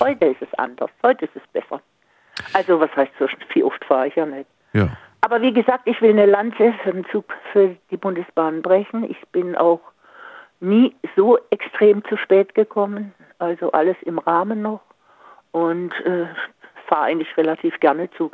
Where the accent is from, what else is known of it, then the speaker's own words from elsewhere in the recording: Singen, Baden-Württemberg, Germany; moved away; ich komme ja aus Singen